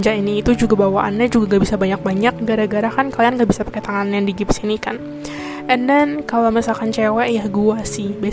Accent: Indonesia; now in Taiwan; ya karena gue dari Taiwan jadi kalau misalnya kananya jadi uploadnya dari mana of course gue uploadnya juga dari Taiwan karena ya gue tapi kan berbahasa Indonesia karena gue orang Indonesia jadi ya pokoknya orang Indonesia berada di luar negeri

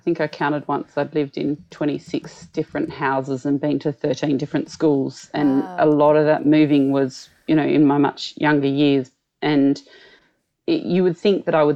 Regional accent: Canberra, Australian Capital Territory, Australia; accent: country Australian; also born or lived in rural New South Wales; now in Sydney, Australia; I was born in the country and spent all of my school holidays in the country, even though I grew up predominantly in Canberra and Sydney.

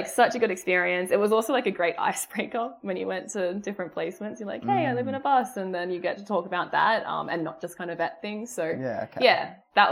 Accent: South Coast, New South Wales, Australia; moved away as an adult; also born or lived in Sydney, Australia; now in Gold Coast, Australia; I'm originally from South Coast, New South Wales, but I've moved up to Gold Coast for the job

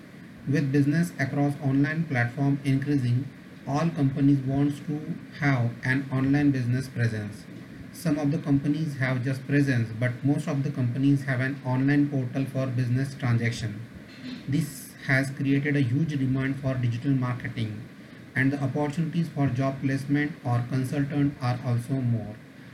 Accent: Pune, Maharashtra, India; I am from Pune. I am digital marketing trainer and consultant. I have trained many physical disabled people across India

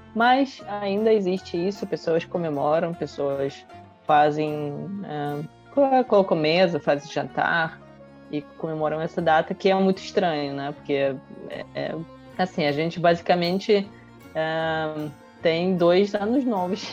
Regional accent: Russia; now in Brazil

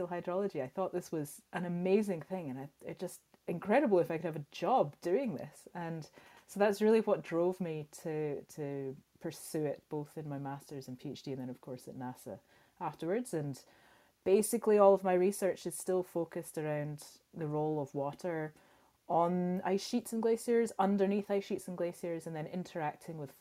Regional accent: Scotland, United Kingdom; growing up in Scotland

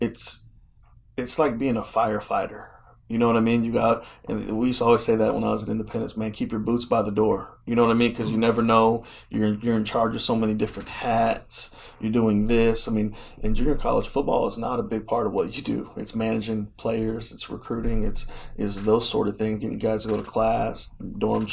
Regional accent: Chicago, Illinois, United States; now in Oklahoma City, United States; I'm from Chicago

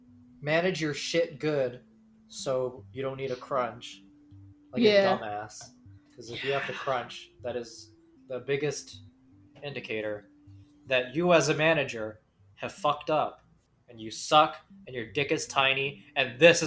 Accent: Canada; we're Canadian.

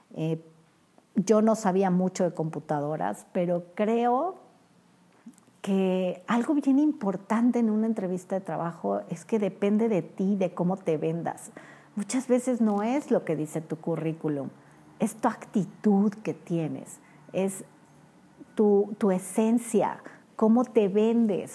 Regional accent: Mexico; como buenos mexicanos

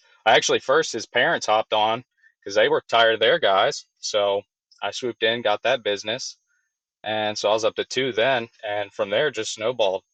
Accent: Georgia, United States; Born and raised in Georgia

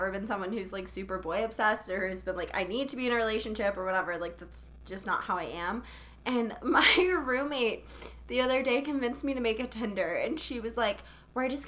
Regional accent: Charleston, South Carolina, United States; I'm from Charleston, which is where Outer Banks was filmed

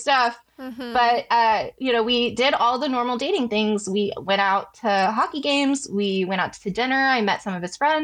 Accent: Bay Area, California, United States; We grew up in the Bay Area together

